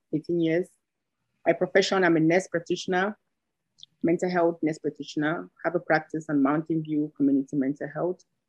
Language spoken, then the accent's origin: English; Cameroon; also born or lived in Minnesota; now in Alaska, United States; born and raised in West Africa, Cameroon. I moved here in Alaska in 2003.